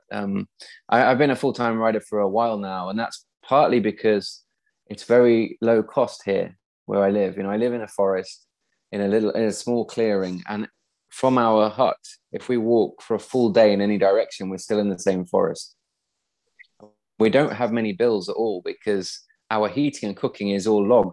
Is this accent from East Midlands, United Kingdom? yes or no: yes; east of Nottingham, East Midlands, United Kingdom; now in Sweden; I was a really shy, awkward kid when I was growing up in the Midlands, kind of east of Nottingham.